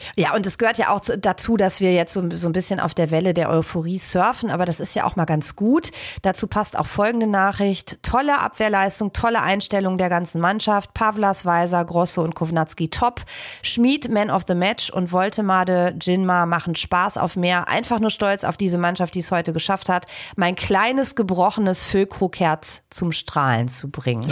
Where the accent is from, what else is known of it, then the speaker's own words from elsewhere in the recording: Sauerland, North Rhine-Westphalia, Germany; now in Bremen, Germany; im wunderschönen Sauerland, Knipsers und meine Heimat